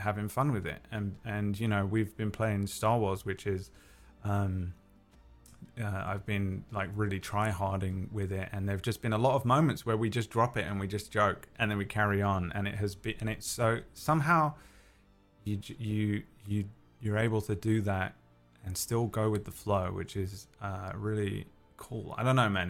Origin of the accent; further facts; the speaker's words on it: London, United Kingdom; accent: London; my natural London accent